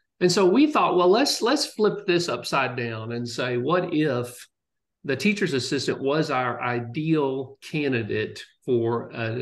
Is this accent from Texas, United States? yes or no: yes; College Station, Texas, United States; also born or lived in Ithaca, New York; I grew up in College Station. I'm a fifth generation Texan